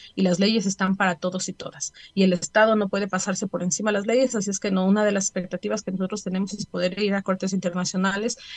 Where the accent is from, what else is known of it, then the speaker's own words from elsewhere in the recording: Ecuador; como familias y como ecuatorianos